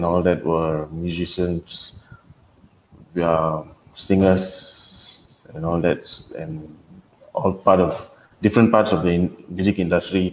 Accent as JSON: {"language": "English", "town": "Taiping", "region": "Perak", "country": "Malaysia", "said": "I'm from Taiping. That's where I am now, actually."}